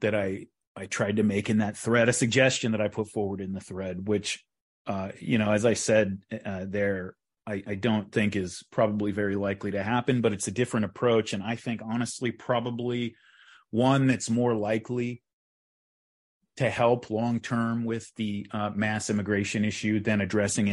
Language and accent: English; California, United States; I'm from California.